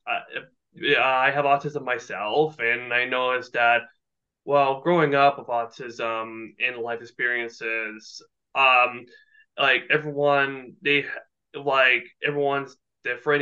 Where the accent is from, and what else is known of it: Burlington, Ontario, Canada; born or raised there